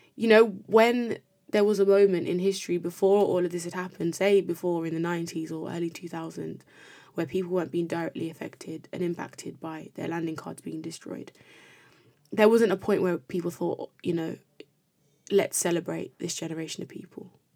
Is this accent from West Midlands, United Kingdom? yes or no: yes; Birmingham, West Midlands, United Kingdom; I'm a Brummie